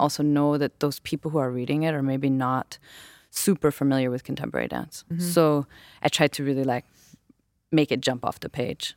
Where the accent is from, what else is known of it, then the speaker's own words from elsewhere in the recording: West Coast, United States; I grew up in the West Coast